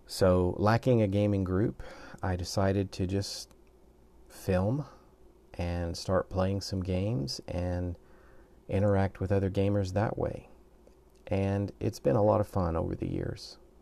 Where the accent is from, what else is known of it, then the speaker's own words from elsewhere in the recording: the South, United States; moved away as an adult; now in Japan; I'm originally from the United States. I'm a southern boy